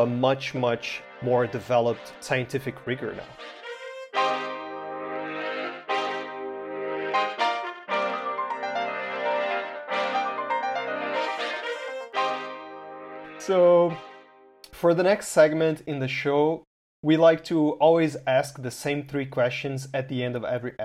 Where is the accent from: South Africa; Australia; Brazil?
Brazil; I'm from Brazil